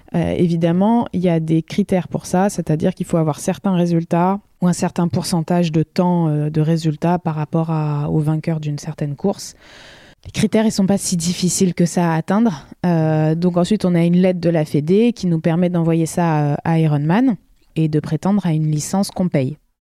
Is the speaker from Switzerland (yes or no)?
no; La Rochelle, Nouvelle-Aquitaine, France; moved away as an adult; also born or lived in United States; je suis originaire de La Rochelle